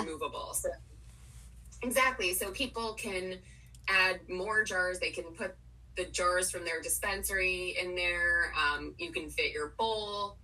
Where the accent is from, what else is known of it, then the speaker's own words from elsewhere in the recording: Potomac, Maryland, United States; moved away as an adult; also born or lived in Washington, D.C. / New York City; grew up in Potomac, Maryland, um, which is relevant because I literally just moved back here